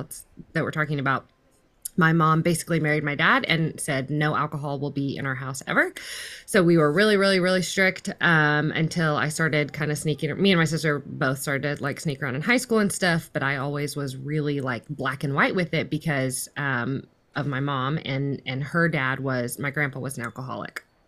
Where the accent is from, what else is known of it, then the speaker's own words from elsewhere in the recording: Fort Worth, Texas, United States; I'm currently in Fort Worth, Texas, which is pretty much where I grew up. I grew up in the, um, D F W, which is, like, North Central Texas